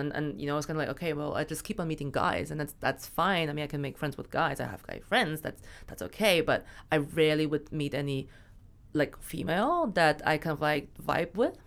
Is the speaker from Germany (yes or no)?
yes; Germany; moved away as an adult; also born or lived in China / Berlin; now in London, United Kingdom; I was born in China, but I moved to Germany when I was six, um, so I got all my education actually in Germany